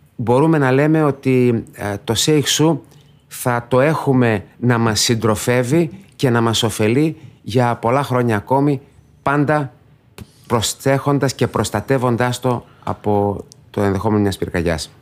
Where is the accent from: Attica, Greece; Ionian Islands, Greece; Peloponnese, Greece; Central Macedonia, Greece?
Central Macedonia, Greece; Thessaloniki; moved away as an adult; also born or lived in Belgium; Γεννήθηκα στη Θεσσαλονίκη, μεγάλωσα στο κέντρο